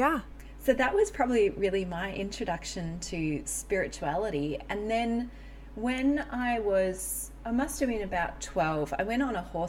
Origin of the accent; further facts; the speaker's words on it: Melbourne, Victoria, Australia; I grew up in Melbourne, Australia